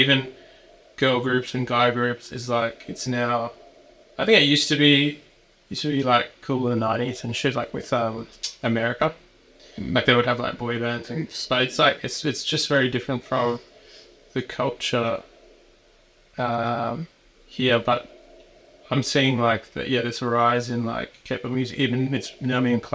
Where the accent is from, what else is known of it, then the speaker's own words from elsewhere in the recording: Australia; as Australian